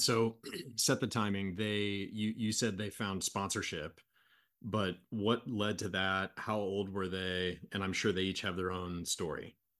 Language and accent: English; United States; I'm from kind of a small town in America